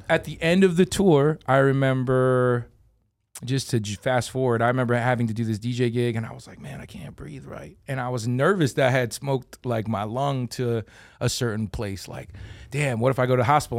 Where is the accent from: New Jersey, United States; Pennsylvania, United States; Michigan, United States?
Pennsylvania, United States; Philadelphia